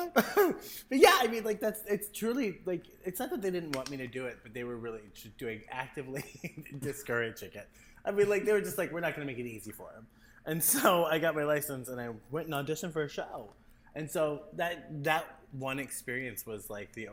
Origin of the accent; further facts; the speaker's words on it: Canton, Ohio, United States; I grew up in Canton, Ohio, or like a small farming community called Greentown, which is just north of Canton